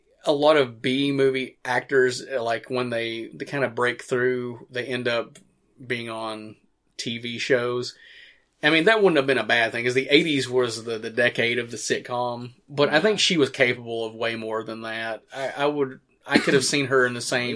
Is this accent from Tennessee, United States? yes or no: yes; Morristown, Tennessee, United States; the first movie being directed in my hometown, filmed in my hometown